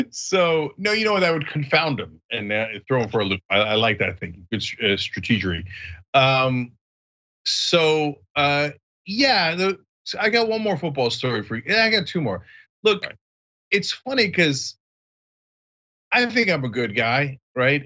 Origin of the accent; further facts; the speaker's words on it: East Brunswick, New Jersey, United States; my hometown, East Brunswick